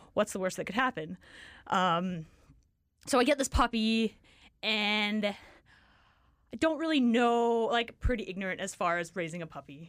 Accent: Richmond, British Columbia, Canada; moved away as an adult; now in Kamloops, Canada; I grew up in Richmond.

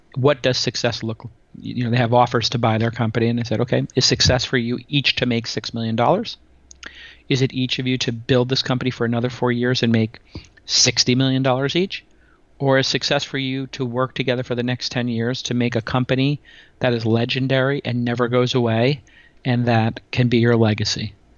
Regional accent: New York City, New York, United States; I'm a kid from Brooklyn who went to public school

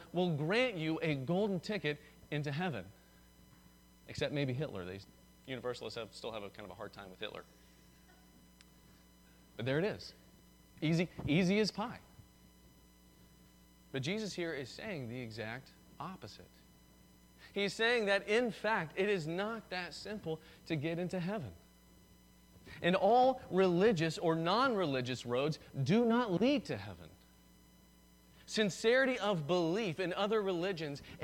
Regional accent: the South, United States; I'm from the South

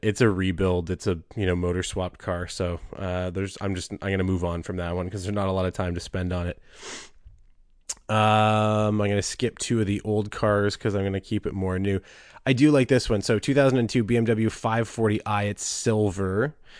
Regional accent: Southern Ontario, Canada; I was from Southern Ontario

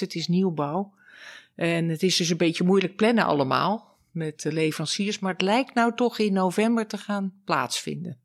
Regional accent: Laren, North Holland, Netherlands; now in Amsterdam, Netherlands; Ik ben geboren in Laren, in het Gooi. Uit een erfgooiersfamilie, zoals dat heet

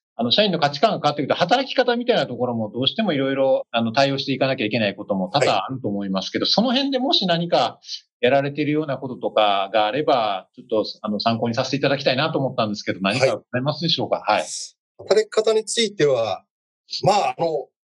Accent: Yamaguchi, Japan; moved away; 私は山口県出身ですけども

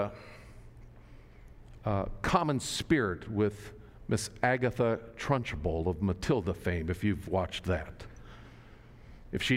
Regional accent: Nebraska, United States; moved away; I grew up in Nebraska, a little rural town in Nebraska

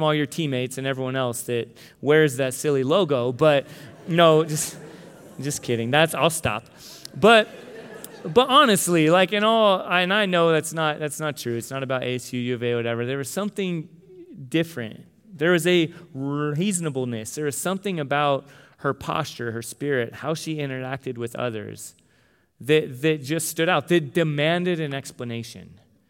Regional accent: Tucson, Arizona, United States; But no, that we're from Tucson and we had U of A gear and all this stuff.

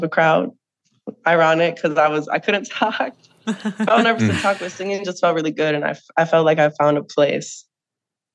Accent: St. Michael, Minnesota, United States; now in Minneapolis, United States; I grew up in St. Michael, Minnesota

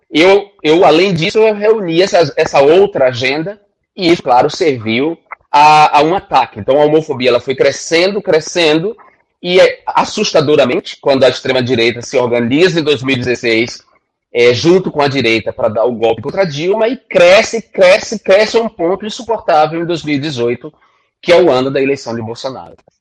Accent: Northeast Region, Brazil; venho do Nordeste, venho da extrema pobreza

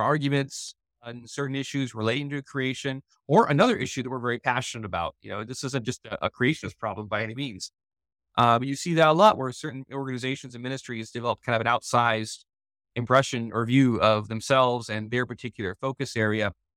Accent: California, United States; now in Missouri, United States; I'm from California originally

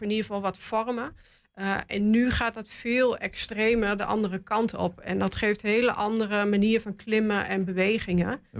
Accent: Goor, Overijssel, Netherlands; ik kom uit Goor

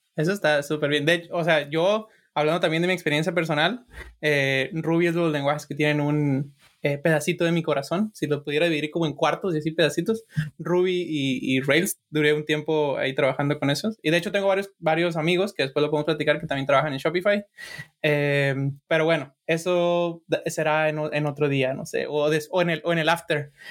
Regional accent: Sinaloa, Mexico; yo soy de Sinaloa

